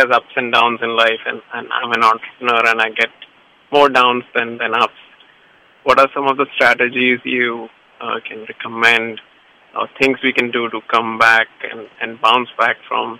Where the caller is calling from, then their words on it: Fremont, California, United States; I'm calling from Fremont.